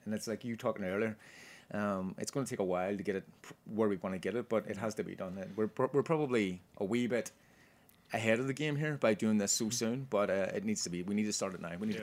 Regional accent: Ireland; now in New York, United States; we're Irish

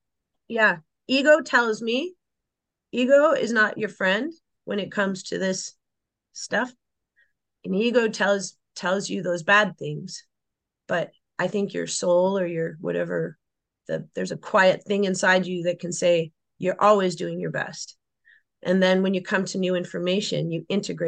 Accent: Canada; I had a different kind of growing up in Canada than you might imagine

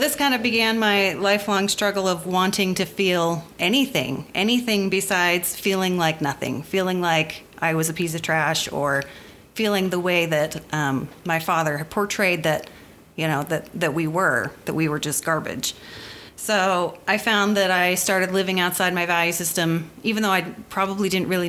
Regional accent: near Philadelphia, Pennsylvania, United States; now in Utah, United States; I grew up near Philadelphia, Pennsylvania. My parents moved there when I was one

